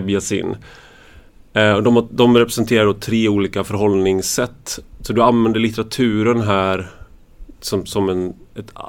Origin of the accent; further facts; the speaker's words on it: Sweden; För att jag är svensk.